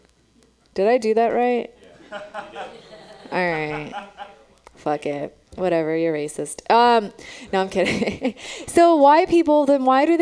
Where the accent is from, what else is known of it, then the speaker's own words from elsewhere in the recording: Romania; now in San Francisco, United States; I'm from Romania. That's where I was born